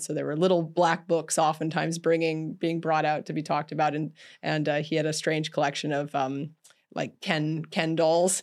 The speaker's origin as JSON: {"language": "English", "country": "Canada", "tie": "born or raised there", "said": "I grew up in Canada"}